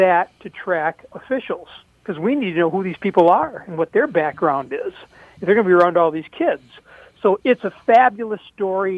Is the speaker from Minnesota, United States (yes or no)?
yes; St. Paul, Minnesota, United States; also born or lived in White Bear Lake; growing up in St. Paul